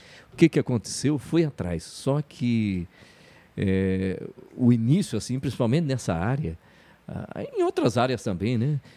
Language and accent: Portuguese; Telêmaco Borba, Paraná, Brazil; moved away as an adult; also born or lived in Curitiba / Ponta Grossa; Sou natural de Telemaco Borba, tenho 53 anos.